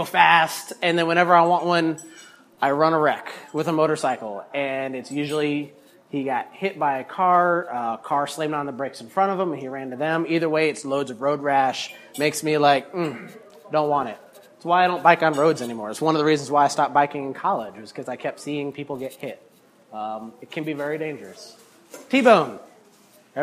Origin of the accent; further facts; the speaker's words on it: Chapel Hill, North Carolina, United States; I am a Chapel Hill native, born and raised in Chapel Hill, went to Chapel Hill High School